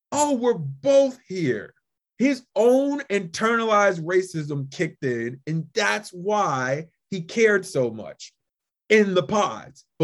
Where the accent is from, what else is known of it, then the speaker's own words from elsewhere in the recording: Midwest, United States; my thought is they were both indirectly affected in my mind, especially growing up in the Midwest, with immigrant inferiority complex.